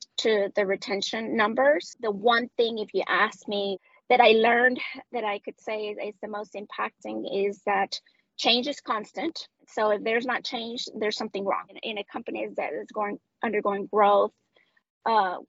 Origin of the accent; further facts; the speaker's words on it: Medellín, Antioquia, Colombia; first language Spanish; English is a second language; moved away as an adult; now in United States; I am from Medellin, Colombia, Medellin specifically